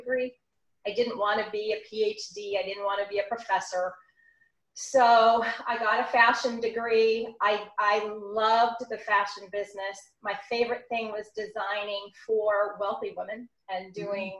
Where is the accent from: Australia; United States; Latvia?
United States; California; I was from California originally